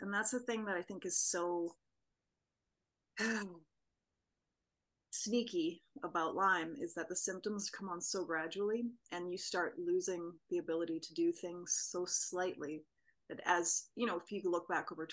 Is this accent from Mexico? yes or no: no; Vancouver Island, British Columbia, Canada; I grew up on Vancouver Island